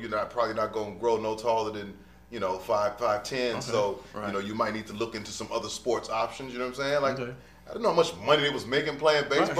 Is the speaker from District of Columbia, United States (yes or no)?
yes; Washington, District of Columbia, United States; I'm from DC.